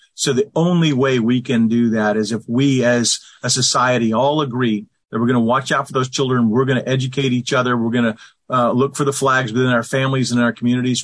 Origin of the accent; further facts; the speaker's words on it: the South, United States; I grew up here in the South, in the United States